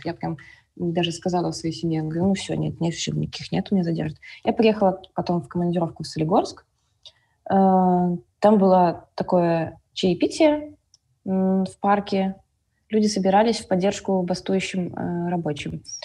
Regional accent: Minsk, Belarus; я из Минска

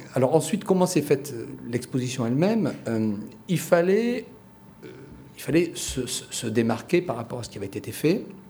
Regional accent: France; en tant que Français

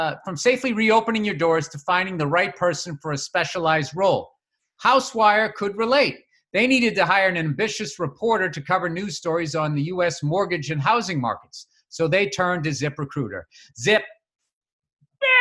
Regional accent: Massachusetts, United States; I'm from Massachusetts.

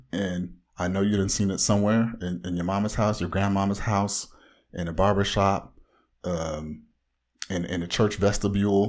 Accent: Orange County, Southern California, United States

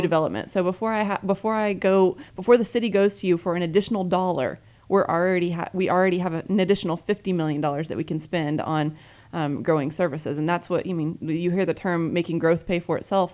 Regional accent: Dallas, Texas, United States; also born or lived in Houston / California; I was born in Houston, grew up in Dallas, um, actually lived in California for a few years and in middle school. Got back to Texas as quickly as possible.

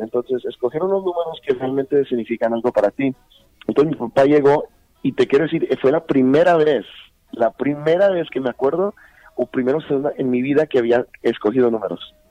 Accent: El Paso, Texas, United States; also born or lived in Pittsburg, California; nací en California, en, en uh, Bay Area. Uh en California, en Pittsburgh, es el, en, en Bay Area. Y de allá me vine con los ocho años, o sea, a, al Paso, Texas

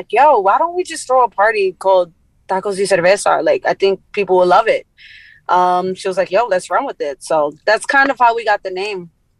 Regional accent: New York City, New York, United States; that's the neighborhood I grew up in.

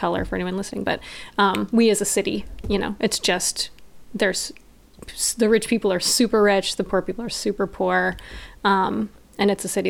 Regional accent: the South, United States; I've moved around a lot growing up, and I feel like I was raised in the South though.

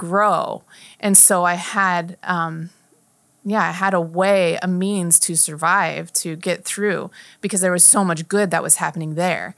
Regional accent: Chandler, Arizona, United States; also born or lived in Napa, California; I grew up in Chandler for the most part

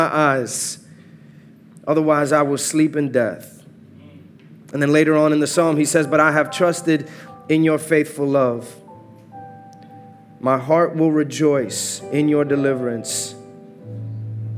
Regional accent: New York City, New York, United States; moved away as an adult; now in Atlanta, United States; I am Born and raised in New York, Uptown Dykeman particularly

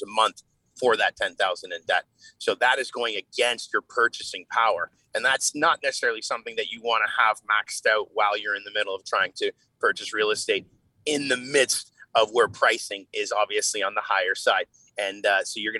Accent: Canada; as a Canadian

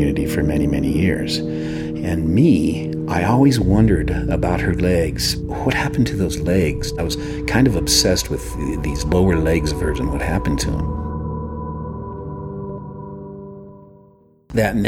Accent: Los Alamos, New Mexico, United States; when I was a young boy growing up in Los Alamos

